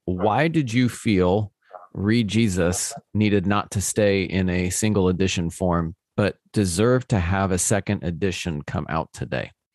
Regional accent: United States; as an American

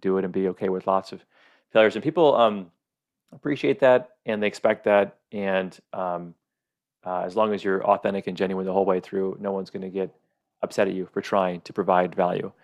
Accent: Michigan, United States; also born or lived in Oregon / Arizona; now in Kauai, United States; I grew up in Michigan, loved Michigan.

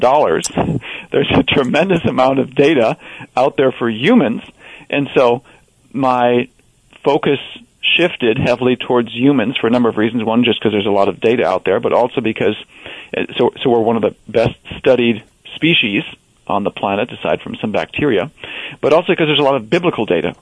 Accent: Wisconsin, United States; growing up in Wisconsin

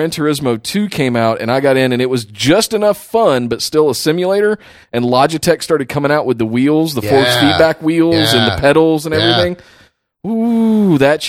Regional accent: Charlotte, North Carolina, United States; I grew up in Charlotte.

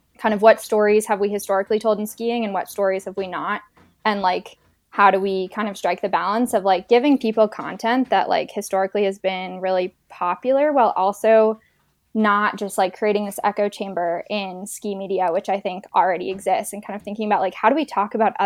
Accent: Waitsfield, Vermont, United States; moved away as an adult; also born or lived in Copenhagen / French Alps; I'm originally from Waitsfield, Vermont. So I grew up skiing Mad River Glen and playing

